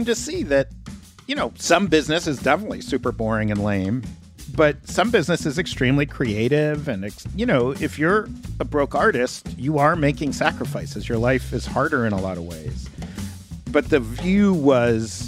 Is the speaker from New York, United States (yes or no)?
yes; New York City, New York, United States; I grew up in Greenwich Village, in this building that I grew up in called West Beth